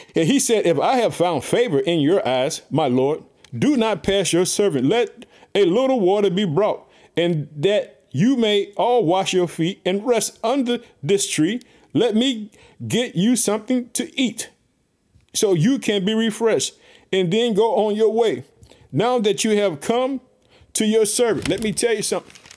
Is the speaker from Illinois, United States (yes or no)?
yes; Illinois, United States; also born or lived in Chicago; my home state, Illinois